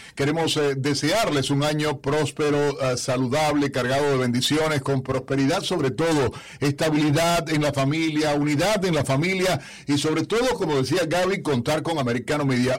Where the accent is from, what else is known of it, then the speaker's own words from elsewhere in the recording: Cuba; now in United States; como periodista, como cubano, como estadounidense